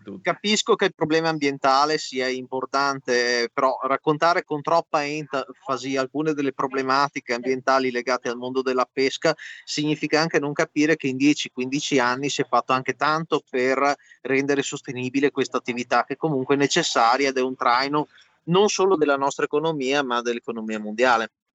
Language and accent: Italian; Veneto, Italy; io in quanto Veneto